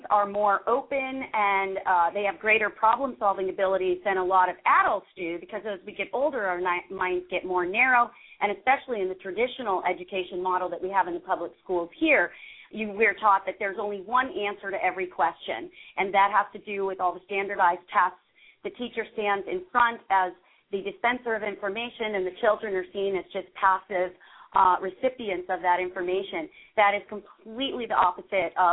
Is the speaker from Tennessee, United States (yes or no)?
no; Montclair, New Jersey, United States; I grew up in Montclair, New Jersey, which is kind of a suburban area